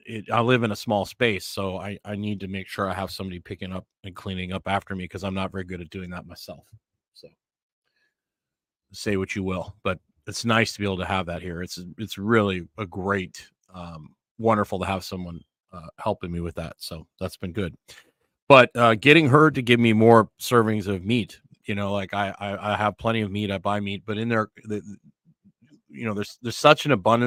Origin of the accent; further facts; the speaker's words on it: Fort Saskatchewan, Alberta, Canada; I grew up in Edmonton, Alberta, a town called Fort Saskatchewan, which is just outside Edmonton.